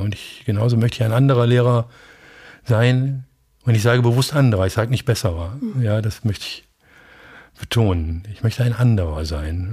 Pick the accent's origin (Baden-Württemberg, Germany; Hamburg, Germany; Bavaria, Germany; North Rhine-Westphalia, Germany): North Rhine-Westphalia, Germany; Bielefeld; bei uns in Bielefeld wäre das Stieghorst